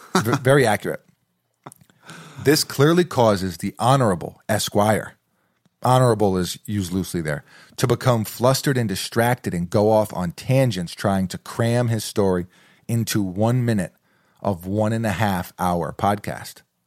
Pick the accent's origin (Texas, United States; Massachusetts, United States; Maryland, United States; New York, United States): New York, United States; New York City; moved away; Growing up in New York City